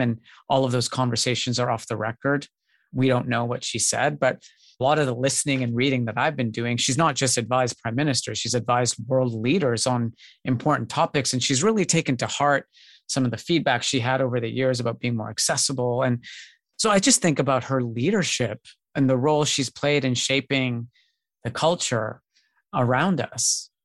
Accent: Canada; growing up in Canada

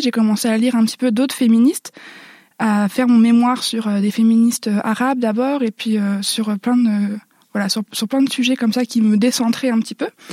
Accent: Nord-Pas-de-Calais, Hauts-de-France, France; accent: ch'ti; j'ai grandi dans le Nord-Pas-de-Calais

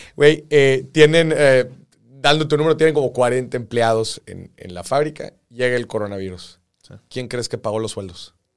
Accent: Mexico

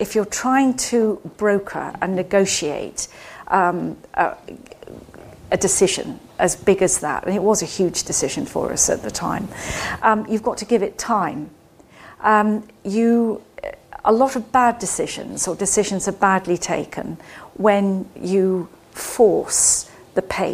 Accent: Scotland, United Kingdom; now in London, United Kingdom; I grew up in Scotland

